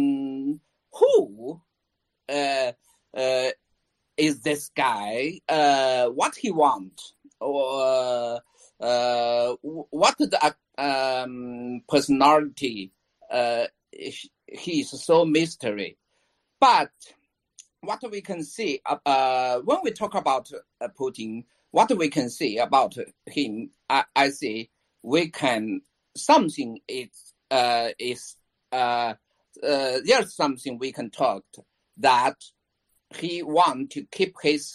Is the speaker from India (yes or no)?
no; China; I'm from China.